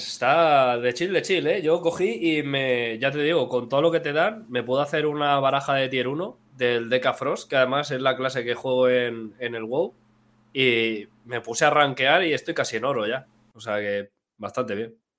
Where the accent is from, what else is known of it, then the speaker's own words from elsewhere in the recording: Elda, Valencian Community, Spain; dos de tres personas somos de Elda, donde se dice torta de migas.